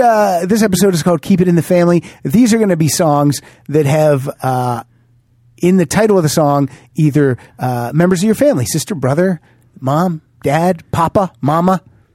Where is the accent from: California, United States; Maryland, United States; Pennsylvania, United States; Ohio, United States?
Pennsylvania, United States; Johnstown; All the Right Moves was filmed right in my backyard when I was growing up in Johnstown, Pennsylvania.